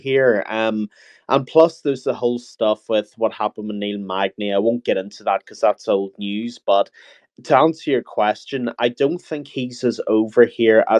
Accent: Ireland; being Irish myself

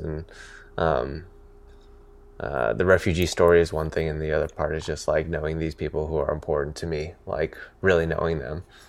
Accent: Niwot, Colorado, United States; also born or lived in California; I grew up in Colorado, yeah. um, in a town called Niwot, N I W O T.

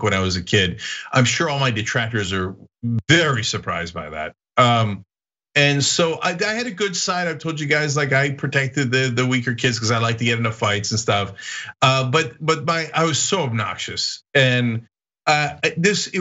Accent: Istanbul, Turkey; now in United States; I grew up in Europe. I grew up in Istanbul on the European side.

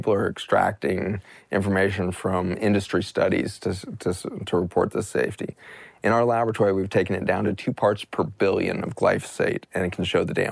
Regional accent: United States; as an American

